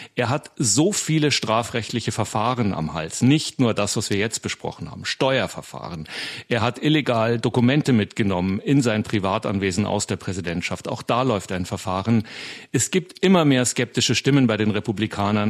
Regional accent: Germany; now in United States; bei uns in Deutschland

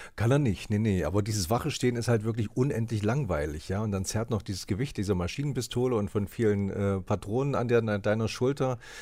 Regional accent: East Germany, Germany; ich komme auch aus dem Osten

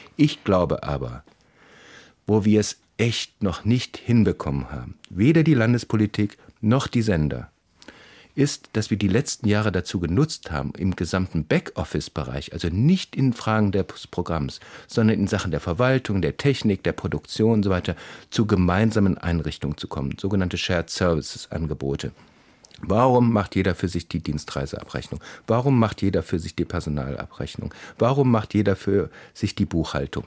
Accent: West Germany, Germany; Ich bin mit so einem regional gefärbten Ersten noch groß geworden in Westdeutschland

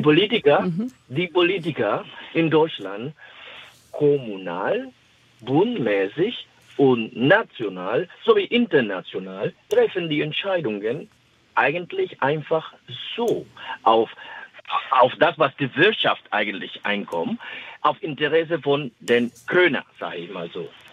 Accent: Dominican Republic; German is a second language; now in Stade, Germany; ich komme ursprünglich aus der Dominikanischen Republik

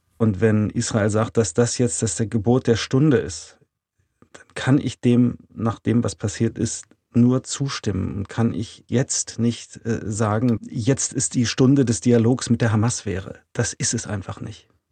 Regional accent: Germany; wir als Deutsche

